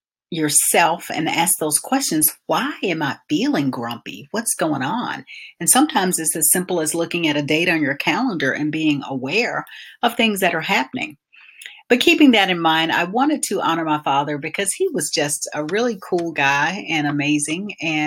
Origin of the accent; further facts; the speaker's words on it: Albany, Georgia, United States; growing up in Albany, Georgia